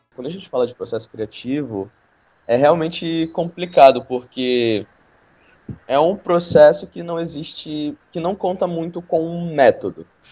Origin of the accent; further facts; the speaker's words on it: Manaus, Amazonas, Brazil; quem sou eu enquanto amazonense, enquanto um amazonense da cidade, né, enquanto um amazonense de Manaus